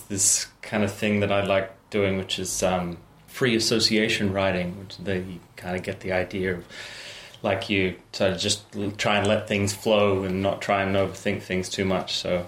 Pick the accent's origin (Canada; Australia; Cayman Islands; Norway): Australia